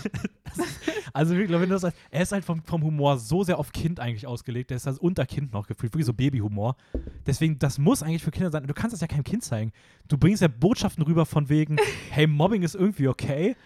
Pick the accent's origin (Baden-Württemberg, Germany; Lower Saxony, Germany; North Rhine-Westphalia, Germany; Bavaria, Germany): Lower Saxony, Germany; Hameln; meine Heimat